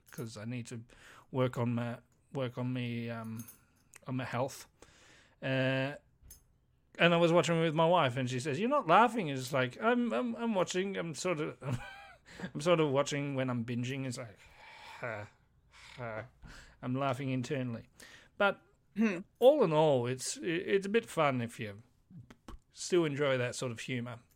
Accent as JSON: {"language": "English", "country": "United Kingdom", "said": "We're British."}